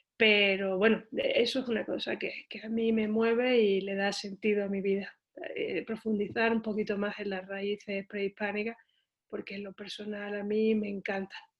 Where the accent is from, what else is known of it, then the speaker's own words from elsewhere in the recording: Seville, Andalusia, Spain; moved away as an adult; now in Mexico; soy de Sevilla, es una ciudad ubicada al sur de España.